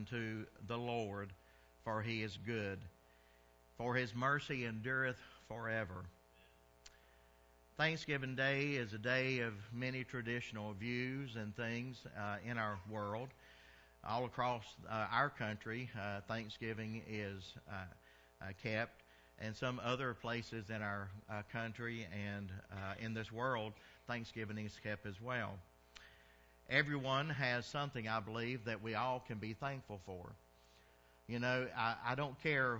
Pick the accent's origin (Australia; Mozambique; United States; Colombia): United States; the South; moved away; I'm from the South, so we called it dressing